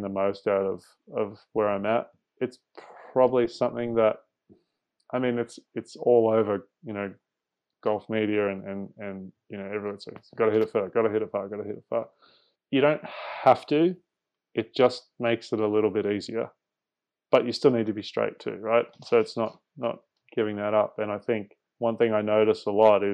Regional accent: Australia; also born or lived in Singapore; growing up in Asia and seeing the waterways there, and then growing up after that in Australia, going to the beach a lot

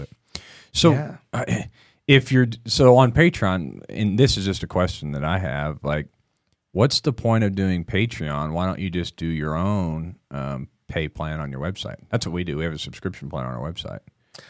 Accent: Missouri, United States; also born or lived in Texas; Yeah, like I was born in Missouri.

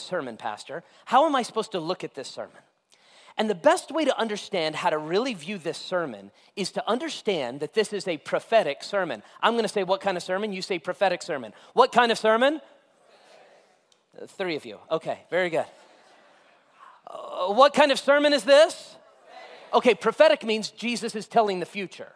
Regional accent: Las Vegas, Nevada, United States; also born or lived in Florida; I grew up in Vegas

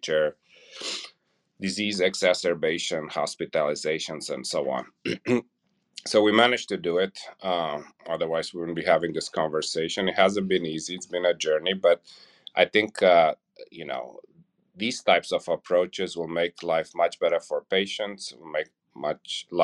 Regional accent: Romania; moved away as an adult; also born or lived in California; now in Indiana, United States; I grew up in Romania and Eastern Europe.

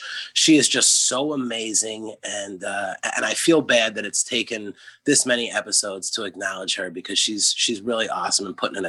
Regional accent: New Jersey, United States; And they're from an area that I grew up in South Jersey, and I've been talking back and forth with them.

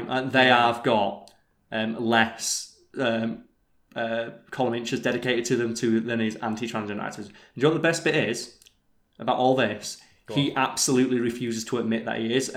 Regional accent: England, United Kingdom

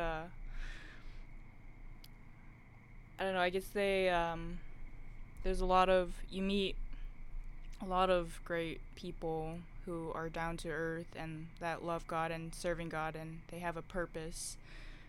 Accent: Wisconsin, United States; moved away as an adult; now in Virginia, United States; I was born and raised in Wisconsin

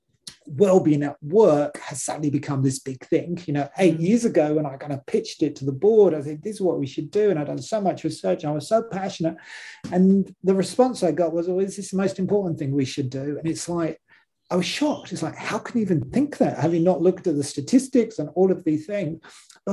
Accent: London, United Kingdom; moved away as an adult; now in Australia; I wasn't born in Australia. I've been in Australia for about 6 years now. Prior to that, I spent most of my life in London

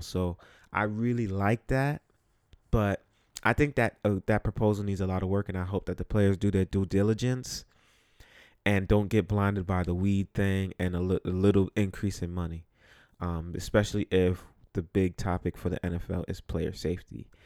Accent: New York City, New York, United States; growing up where I grew up or just in New York City

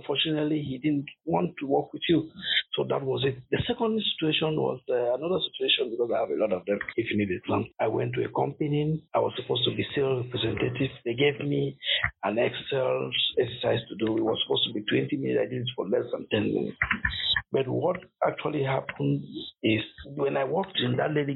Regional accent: Cameroon; moved away as an adult; now in Coventry, United Kingdom; I'm originally from Cameroon

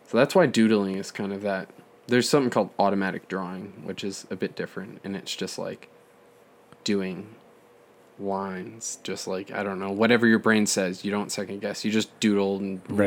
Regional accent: Calgary, Alberta, Canada; we're from Calgary, Alberta, yeah. Canada

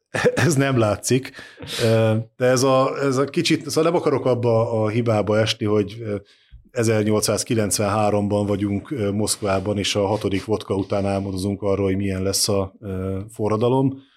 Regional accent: Eastern Hungary, Hungary; Kelet-Magyarországon, ahonnan én származom

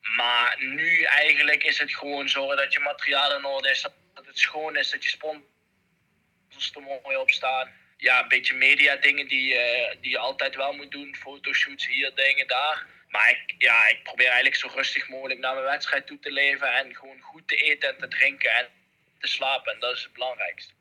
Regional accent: Netherlands; als Nederlander

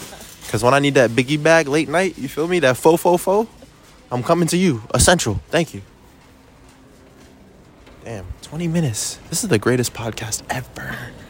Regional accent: Rockville, Maryland, United States

